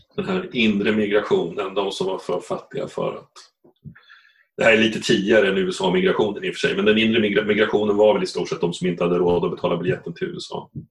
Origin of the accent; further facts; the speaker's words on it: Östergötland, Sweden; accent: Östergötland; Jag, sitter visserligen nere i Östergötland just nu, för jag är uppvuxen där